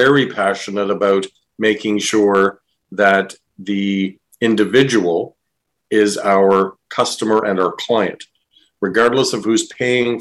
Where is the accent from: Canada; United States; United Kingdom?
Canada; East Coast of Canada; now in Windsor, Canada; I'm from the East Coast of the country and grew up there